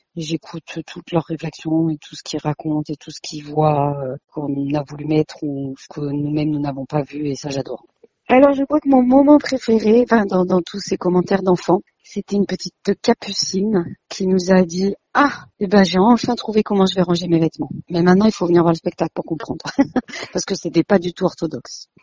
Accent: Ardèche, Auvergne-Rhône-Alpes, France; j'ai grandi euh, en Ardèche, dans une petite toute petite ville

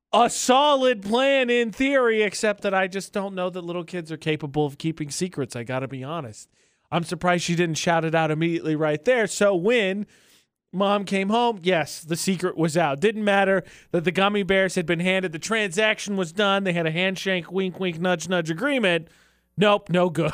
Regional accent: Indiana, United States; growing up, did not like being from Indiana

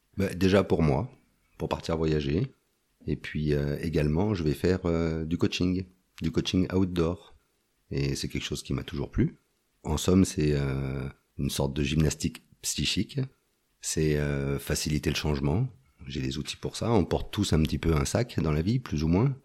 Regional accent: Antony, Île-de-France, France; moved away as an adult; now in Isère, France; j'ai grandi de 0 à 22 ans, j'étais à Antony

